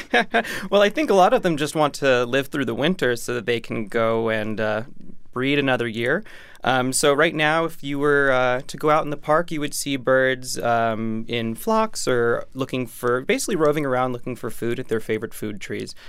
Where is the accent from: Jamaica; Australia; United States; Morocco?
United States; New York City, New York; as a New Yorker